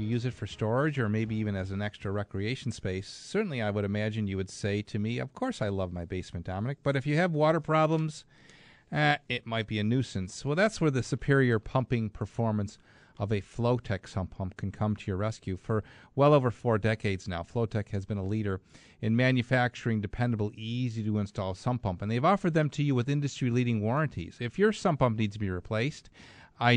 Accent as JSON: {"language": "English", "town": "Clarence", "region": "New York", "country": "United States", "tie": "born or raised there", "said": "Clarence, that's my hometown"}